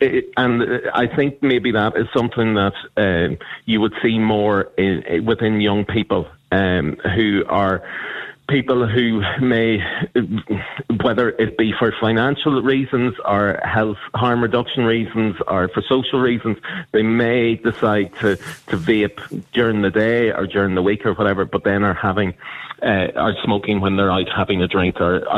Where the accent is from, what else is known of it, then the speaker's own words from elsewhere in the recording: Uri, Switzerland; but when I was growing up in Uri in the 80s, there was smoking everywhere.